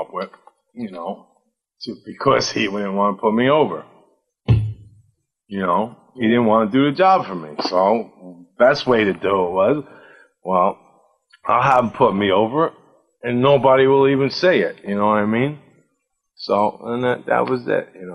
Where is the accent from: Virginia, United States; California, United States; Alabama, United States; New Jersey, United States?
New Jersey, United States; Asbury Park; And it was just, it was my hometown